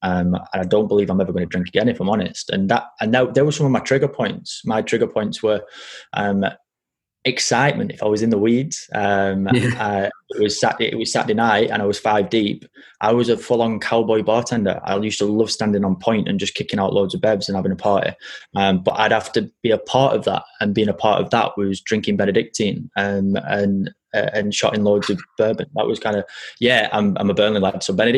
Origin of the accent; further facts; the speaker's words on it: France; born there; I was born in France.